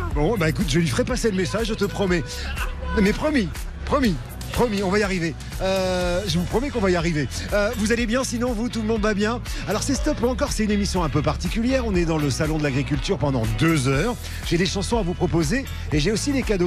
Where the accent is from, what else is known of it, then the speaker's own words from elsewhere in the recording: Vendargues, Occitania, France; also born or lived in Montpellier / Noisy-le-Grand; Je viens de, de Noisy-Grand, mais je suis de Montpellier, puis je passe un coucou à toute la France et à Vendargue, euh, d'où je suis originaire